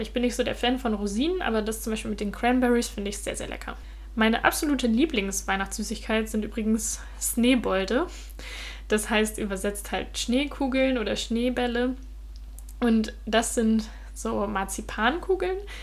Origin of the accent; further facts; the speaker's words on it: Germany; moved away as an adult; now in Denmark; bei uns in Deutschland